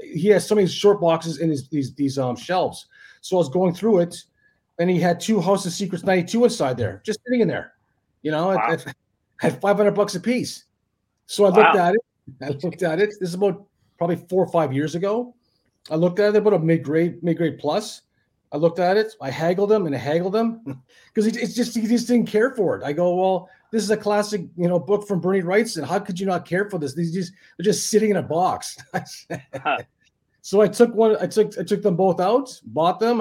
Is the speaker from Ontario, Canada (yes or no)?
yes; Thunder Bay, Ontario, Canada; born or raised there; moved away as an adult; now in Australia